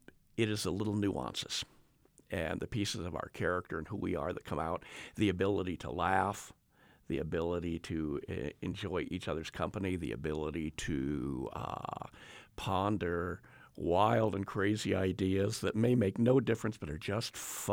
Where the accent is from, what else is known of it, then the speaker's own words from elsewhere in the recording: California, United States; I grew up in Southern California in the 1960s.